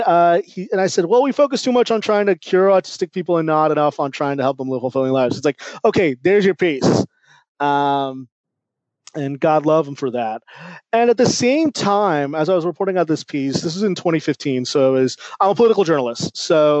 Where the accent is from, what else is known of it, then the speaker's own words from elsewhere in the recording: California, United States; I grew up in California